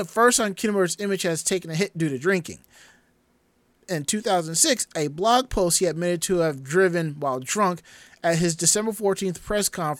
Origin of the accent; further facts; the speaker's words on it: New York, United States; a New Yorker